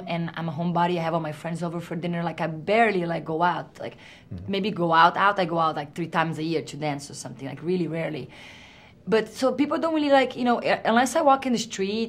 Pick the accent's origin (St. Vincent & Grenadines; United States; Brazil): Brazil; accent: Brazilian; English is a second language; moved away; I can be Brazilian, so I don't have to lose my accent.